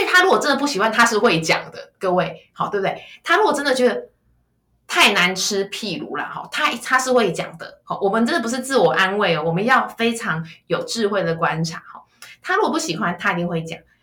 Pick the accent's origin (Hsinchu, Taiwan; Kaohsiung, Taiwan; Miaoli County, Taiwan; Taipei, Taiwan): Kaohsiung, Taiwan; 我是高雄人，所以我爸爸就讲台语啦